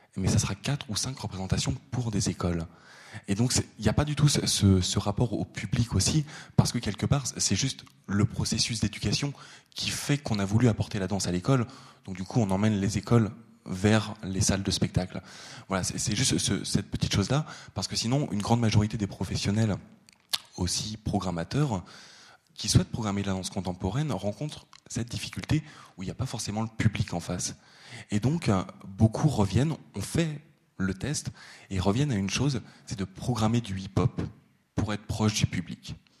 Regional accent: France; je suis français

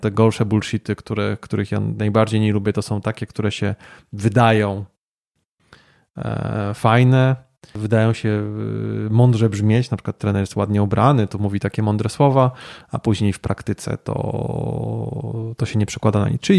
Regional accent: Wrocław, Lower Silesian Voivodeship, Poland; moved away as an adult; now in Kraków, Poland; urodziłem się w Wrocławiu, ale tu od 12 lat nie mieszkam. E, mieszkam w stolicy polskiego smogu

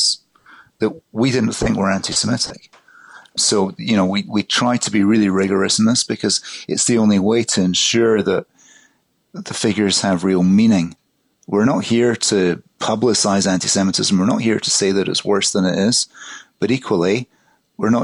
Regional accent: Glasgow, Scotland, United Kingdom; I grew up in Glasgow in the 1960s, 1970s

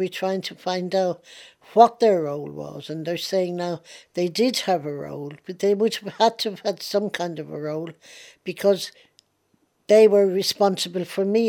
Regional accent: Ireland; now in London, United Kingdom; I still look on Ireland as my home. I am an Irish patriot.

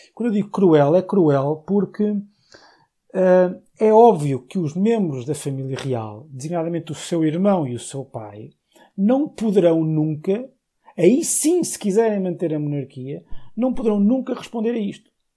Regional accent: Portugal; sou português

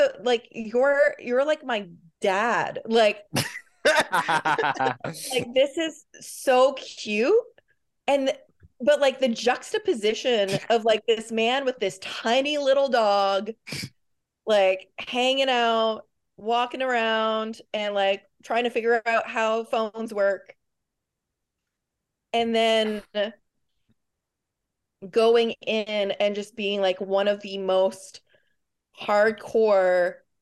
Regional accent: Canada; I'm Canadian

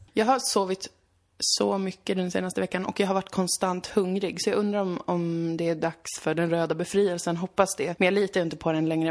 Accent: Umeå, Västerbotten County, Sweden; born or raised there; moved away

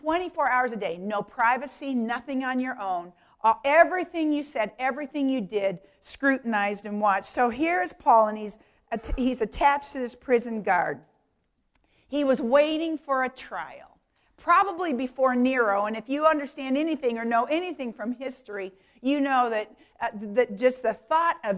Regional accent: Denver, Colorado, United States; I grew up in Denver, Colorado

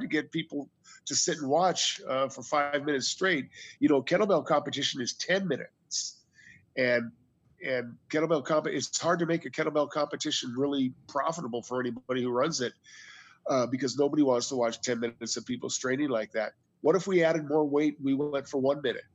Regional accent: United States; I'm an American

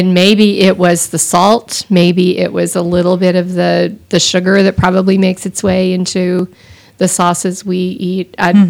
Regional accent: Texas, United States; I'm from Texas

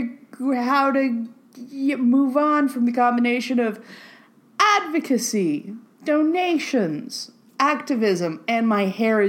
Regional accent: Canada; but I am Canadian, and I'm very fond of civil liberties.

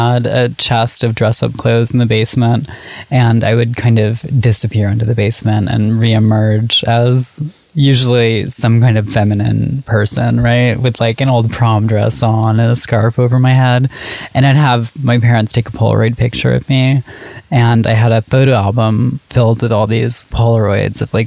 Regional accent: Syracuse, New York, United States; I grew up in Syracuse, New York

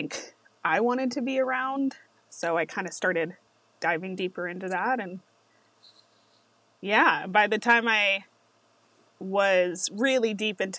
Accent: Las Vegas, Nevada, United States; I'm from Las Vegas

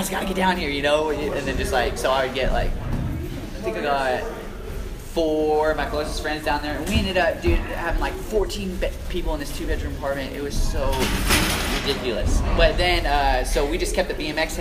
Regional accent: Wichita, Kansas, United States; moved away; I'm from Hazel, Wichita, Kansas area

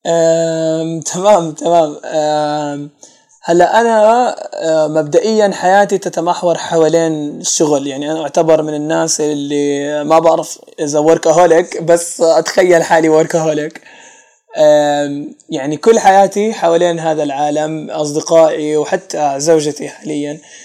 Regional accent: Jordan; عندنا في الاردن

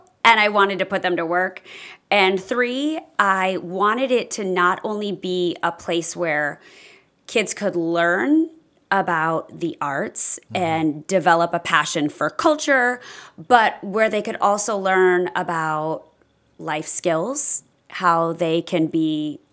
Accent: Grand Rapids, Michigan, United States; moved away as an adult; now in Punta Gorda, United States; I am a northerner. I was born in Grand Rapids, Michigan

